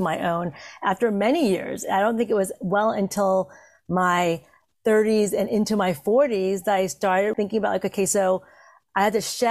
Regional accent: Santa Monica, California, United States; also born or lived in Vietnam; growing up in Santa Monica, California, as one of 5 Asian people in my school

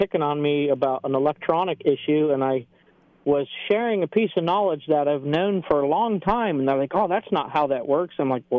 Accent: Florida, United States; moved away as an adult; now in Greenville, Tennessee, United States; I'm originally from Florida, and I'm grateful to have grown up in a Christian home with Christian parents. And I don't want to overlook that, but I'm in Tennessee now, and of course I moved here because I thought it was beautiful

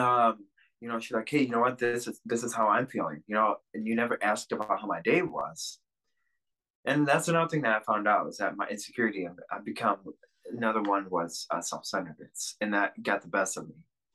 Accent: Russia; born there; So when I was born in Russia, I was given up to an orphanage immediately.

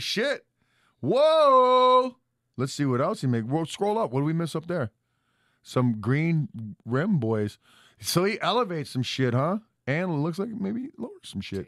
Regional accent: Detroit, Michigan, United States; we're both from Detroit.

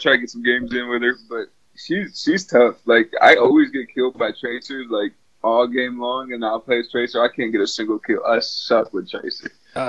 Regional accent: Michigan, United States; I'm from Michigan. Yeah, we're getting some pretty bad weather up here

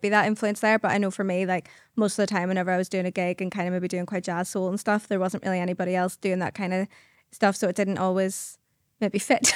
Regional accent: Carnmoney, just outside Belfast, Northern Ireland, United Kingdom; I come from Carmine, just outside Belfast. And, um, yeah, it was lovely wee childhood. I loved living in Carmine

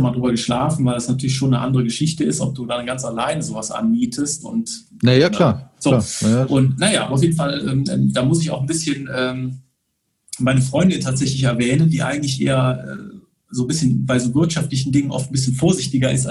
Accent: Bonn, North Rhine-Westphalia, Germany; born there; Ich bin in Bonn geboren. Bonn ist so meine Stadt

